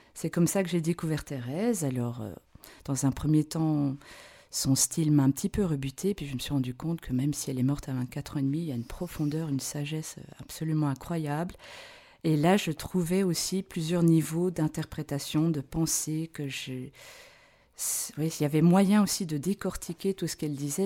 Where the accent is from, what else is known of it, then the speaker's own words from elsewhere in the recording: Belgium; moved away as an adult; now in Switzerland; je suis belge